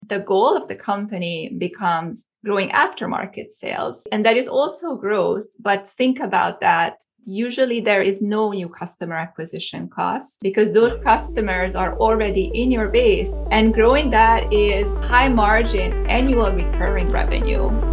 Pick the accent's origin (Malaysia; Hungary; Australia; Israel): Hungary; also born or lived in Cape Town, South Africa; now in Southern California, United States; I was born and raised in Hungary.